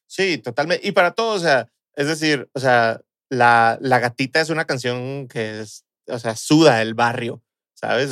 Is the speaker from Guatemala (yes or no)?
no; Mexico; como mexicanos